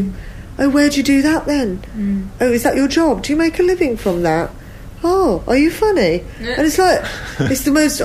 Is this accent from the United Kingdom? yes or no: yes; London, United Kingdom; I'm from London